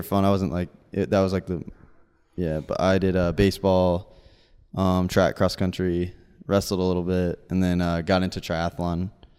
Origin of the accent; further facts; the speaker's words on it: Florida, United States; moved away as an adult; now in Los Angeles, United States; I'm from Florida.